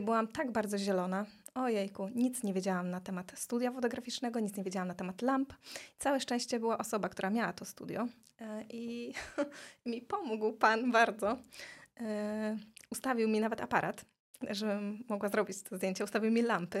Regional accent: Tricity, Pomeranian Voivodeship, Poland; also born or lived in Gdańsk / Silesia; I takim cudem ja jestem z Trójmiasta, a cała moja rodzina właśnie jest ze Śląska

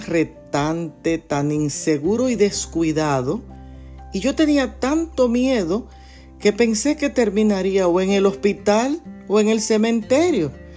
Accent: Dominican Republic; moved away; en mi país de origen, la República Dominicana

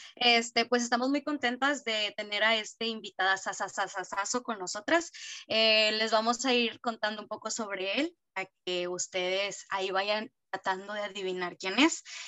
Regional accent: Piedras Negras, Coahuila, Mexico; yo soy de Piedras Negras

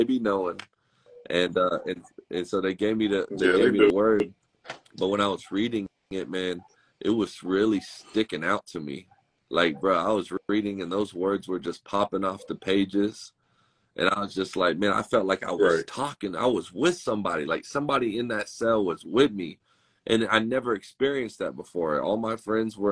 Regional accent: Dallas, Texas, United States; I grew up in Dallas, Fort Worth, Texas

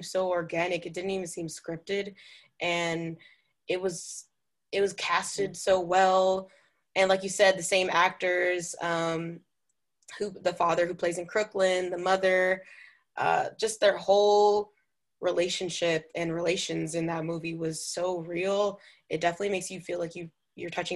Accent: New York City, New York, United States; I grew up in Brooklyn myself in Canarsie.

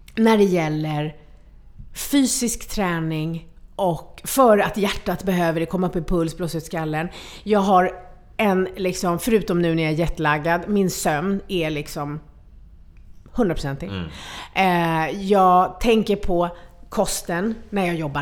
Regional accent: Sweden; jag föddes här i Sverige

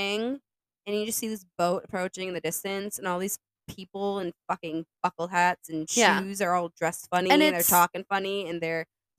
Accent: Plymouth, Massachusetts, United States; moved away; So I love that I'm from Plymouth, Massachusetts. I love my hometown.

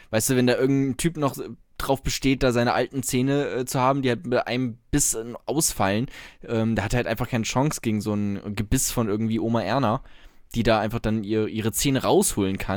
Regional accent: Germany; So, wir, wir wissen doch, wie es läuft als, als Deutsche.

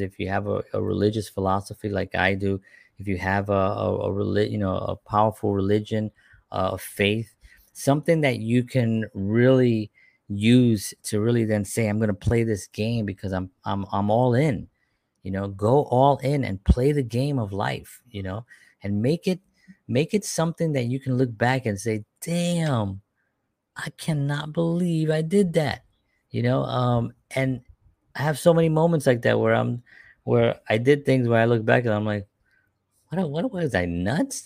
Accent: New York City, New York, United States; born and raised in the South Bronx during the fires of the seventies

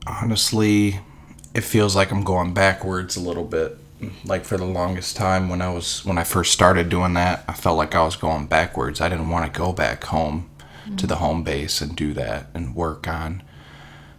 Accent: Clinton Township, Michigan, United States; right now I'm stationed in my hometown of Clinton Township

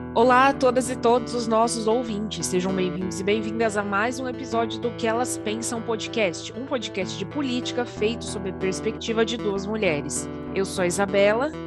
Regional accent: Garça, São Paulo, Brazil; pertinho de Garça, minha cidade natal

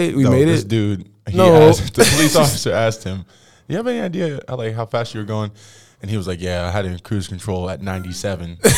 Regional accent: Tracy, California, United States; moved away; Tracy, California.

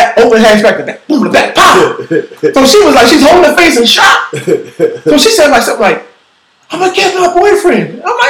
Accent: Philadelphia, Pennsylvania, United States; I am from South Philly.

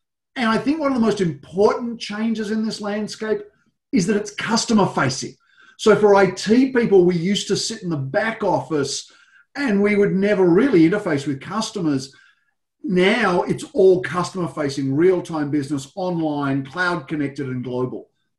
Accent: Australia; So my background, I'm a global technology executive, as you can tell by my accent. A lot of time in Australia originally

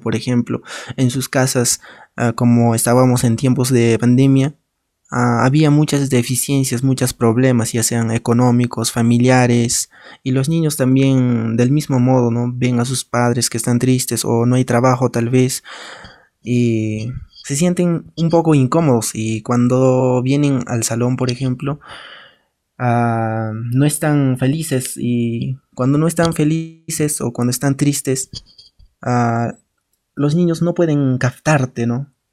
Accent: a village in Cusco, Peru; a mi pueblo, a mi comunidad

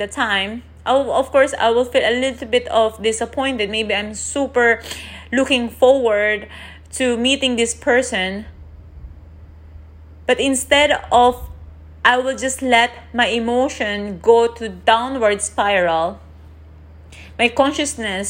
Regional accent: Philippines; I'm Asian, I'm from the Philippines

